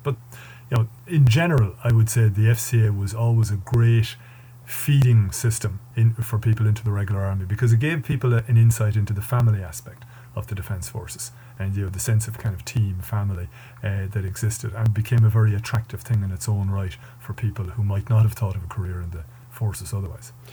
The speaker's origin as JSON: {"language": "English", "town": "Mullingar", "region": "Westmeath", "country": "Ireland", "tie": "born or raised there", "also_born_or_lived": "Galway", "said": "I moved then to Mullingar, back to, which was my hometown"}